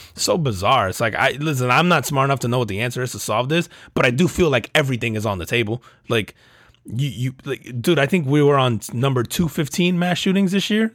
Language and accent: English; United States